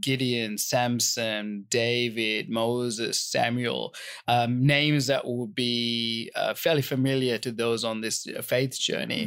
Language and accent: English; Sri Lanka; we had a lot of fruit trees growing up in Sri Lanka